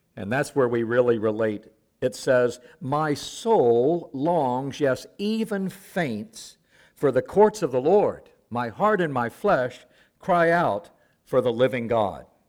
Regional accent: the South, United States; also born or lived in Africa; I'm from the South.

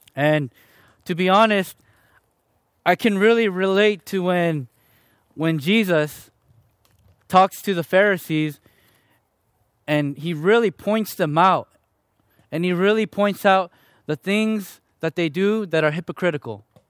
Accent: Chicago, Illinois, United States; also born or lived in Fullerton, California; now in Riverside, United States; I was born and raised in Chicago, Illinois, to two parents who, both of 'em were from South Korea

